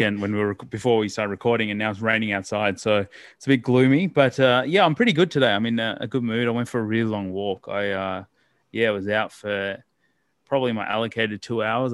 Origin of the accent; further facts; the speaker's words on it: Melbourne, Victoria, Australia; also born or lived in Ghaziabad, India / Port Lincoln, South Australia; I grew up primarily in Melbourne